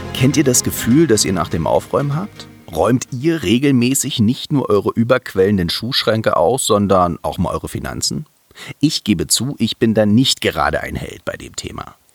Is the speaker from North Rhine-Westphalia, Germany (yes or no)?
no; Berlin, Germany; Ich bin auch gebürtiger Berliner